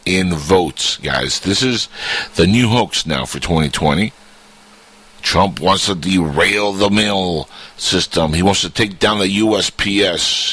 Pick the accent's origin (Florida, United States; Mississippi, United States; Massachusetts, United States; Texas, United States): Florida, United States; Florida, my hometown.